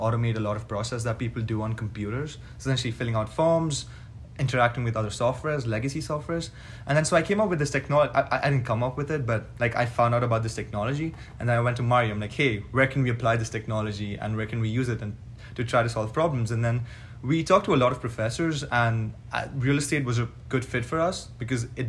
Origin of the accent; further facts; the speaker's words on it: Chhattisgarh, India; now in Dallas, United States; I'm from Chhattisgarh. I don't know a lot of people know about Chhattisgarh, but yeah, I'm from Chhattisgarh